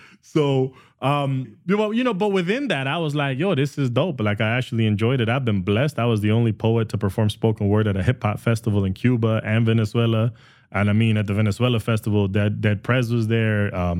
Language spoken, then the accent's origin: English; Canada; I think as Canadian artists, we get pigeonholed up here, and we're just kind of competing and stumbling all over each other.